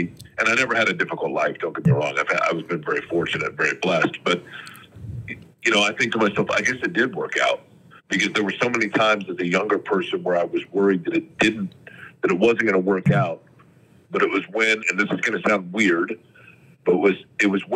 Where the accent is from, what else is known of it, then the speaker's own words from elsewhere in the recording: Indianapolis, Indiana, United States; also born or lived in Shelbyville, Indiana; I grew up in Indianapolis